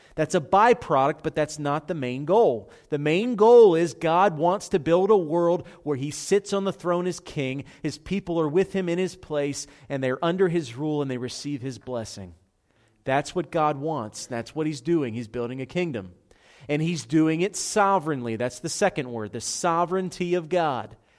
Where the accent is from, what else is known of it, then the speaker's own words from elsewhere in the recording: Philadelphia, Pennsylvania, United States; I'm from South Philadelphia